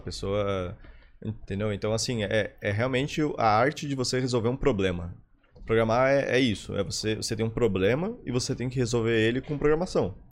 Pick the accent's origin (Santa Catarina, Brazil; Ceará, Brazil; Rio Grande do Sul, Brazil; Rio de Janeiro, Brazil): Santa Catarina, Brazil; Florianópolis; also born or lived in São Lourenço, Minas Gerais; eu moro aqui em Floripa minha vida inteira, então sou uhum. quase manezinho